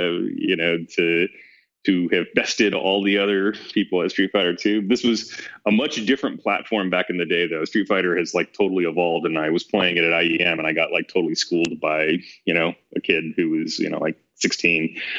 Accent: Texas, United States; moved away as an adult; also born or lived in Boston, Massachusetts / Latin America / India; my family is all from India. I was born in Boston, raised in Texas. Did my undergrad at University of Texas, and post that, I lived in Latin America for several years.

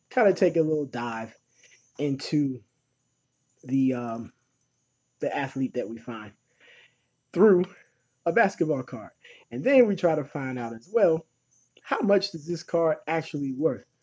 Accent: Cleveland, Ohio, United States; growing up in Cleveland

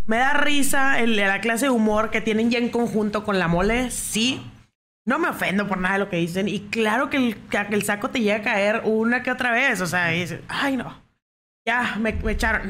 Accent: Mexico; así somos los mexicanos

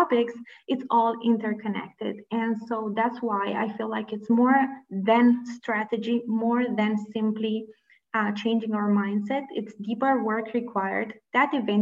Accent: Romania; I come from Romania. I was born and raised in Romania, which is a previous communist country.

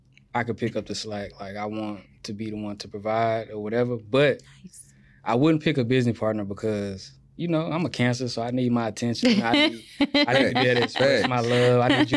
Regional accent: Louisiana, United States; now in Houston, United States; I've been cutting hair for 5 years now in Houston. I'm originally from Louisiana.

